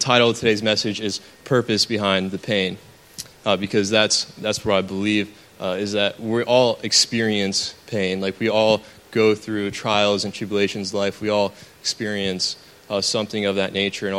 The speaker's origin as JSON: {"language": "English", "town": "Jensen Beach", "region": "Florida", "country": "United States", "tie": "born or raised there", "said": "I was born and raised in South Florida, a small city called Jensen Beach"}